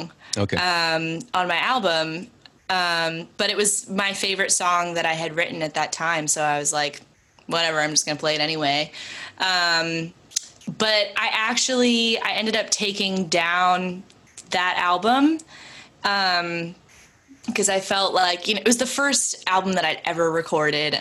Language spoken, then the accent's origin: English; California, United States; also born or lived in Boston; now in Nashville, United States; I grew up in California, and then when I moved to Boston, you know, it was not only West Coast to East Coast, it was like small farming town to the middle of Boston